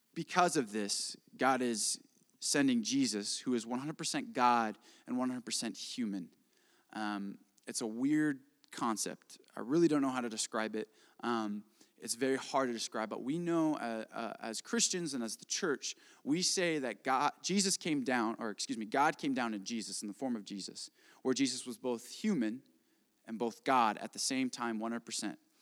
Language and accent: English; Indiana, United States; I am from Indiana